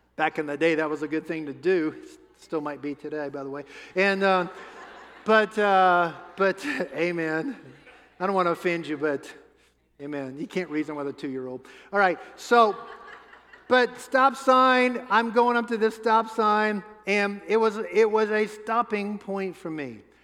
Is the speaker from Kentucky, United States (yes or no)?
no; New Orleans, Louisiana, United States; I grew up in New Orleans